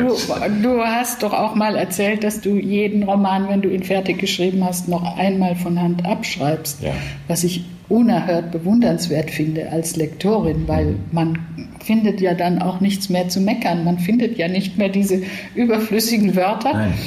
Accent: Southern Germany, Germany; mir als Süddeutscher

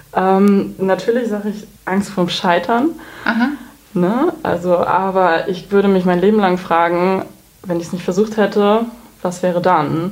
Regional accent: Baltic coast, Schleswig-Holstein, Germany; moved away as an adult; also born or lived in Hamburg / Cologne / Berlin; bin gebürtige Hamburgerin, aber groß geworden im Norden in Schleswig-Holstein an der Ostsee

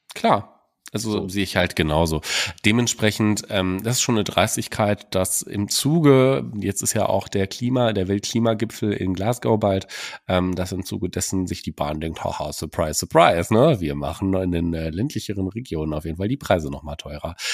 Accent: Germany; hier bei uns in Deutschland

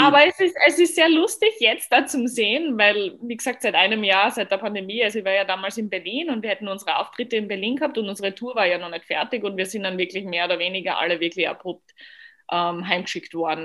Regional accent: Austria; Und ich komme aus Österreich

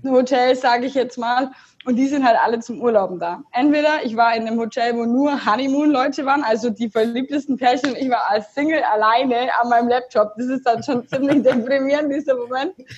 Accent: Augsburg, Bavaria, Germany; also born or lived in Munich; Ich komme aus Augsburg

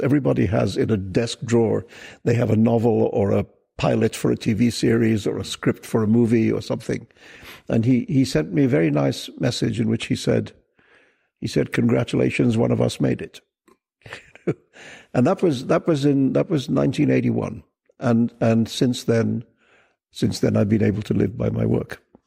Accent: India; also born or lived in Pakistan / United Kingdom; now in New York City, United States; I was born and raised in India and then I spent a lot of time in the UK. And for the last 20 years, I've lived in New York City.

